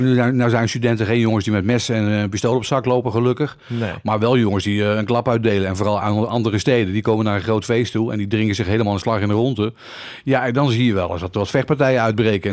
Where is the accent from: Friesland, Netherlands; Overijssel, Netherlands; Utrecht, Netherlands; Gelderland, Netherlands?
Utrecht, Netherlands; ik ben een geboren Utrechter.